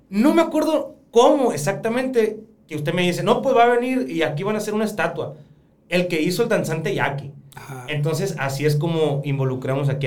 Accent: Sonora, Mexico; nuestra tradición

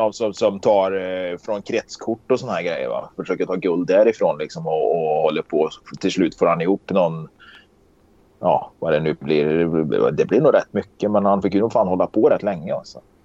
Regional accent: Karlstad, Värmland, Sweden; Jag är uppväxt i Karlstad

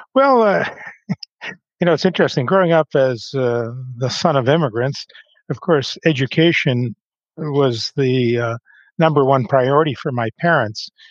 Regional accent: Grand Forks, British Columbia, Canada; moved away as an adult; also born or lived in Calgary; now in Vancouver, Canada; I was born and raised in a small town in the interior of the province of British Columbia called Grand Forks

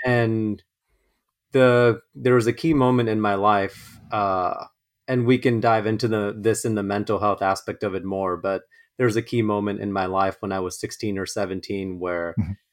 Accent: Los Angeles, California, United States; I was born and raised in Los Angeles, uh, first generation

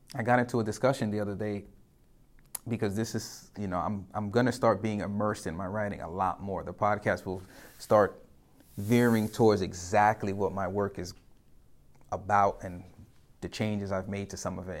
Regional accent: New York City, New York, United States; I'm a New Yorker

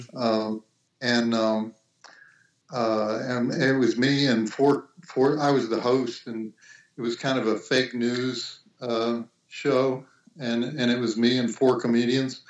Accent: Little Rock, Arkansas, United States; moved away as an adult; also born or lived in Texas / Nashville, Tennessee; I went to high school in Little Rock, Arkansas

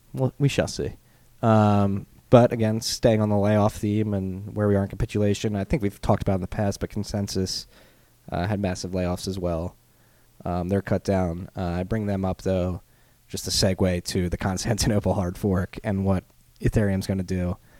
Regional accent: United States

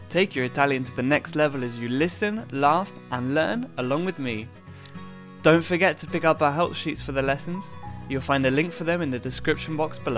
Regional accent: Bournemouth, South West England, United Kingdom; Italian is a second language; vengo dal sud d'Inghilterra, um, ehm, Bournemouth è, è, la mia città, più o meno

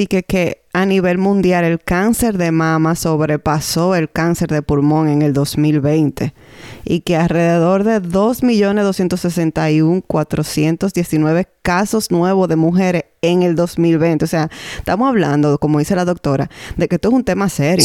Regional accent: Dominican Republic; now in Canada; Somos dos dominicanas en Canadá que compartimos nuestra experiencia como madres

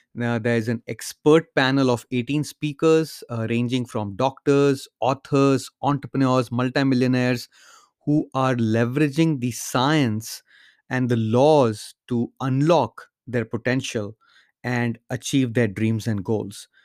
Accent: India; moved away; when I grew up in India

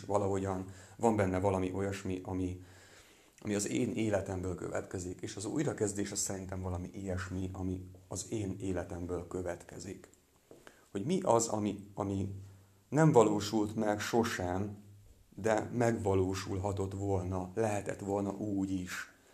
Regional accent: Transcarpathia, Zakarpattia Oblast, Ukraine; moved away as an adult; now in Hungary; Nem itt nőttem fel, Kárpátalján

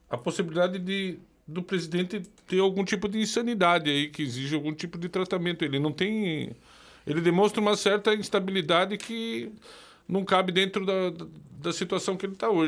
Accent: Paraná, Brazil; Lembrando que as geradoras de energia que foram vendidas no Paraná, o estado de onde eu vim foram vendidas para a Tractbel

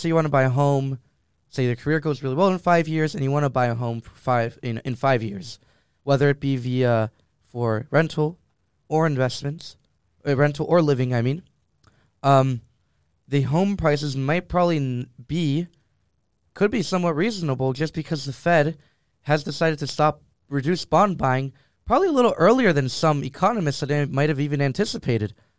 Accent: Miami, Florida, United States; moved away; my hometown of Miami

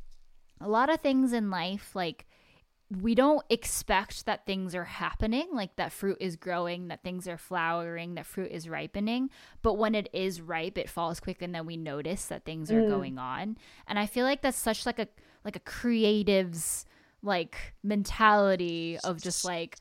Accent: United States; we share similar background of like being Japanese, mm-hmm. and like growing up in America

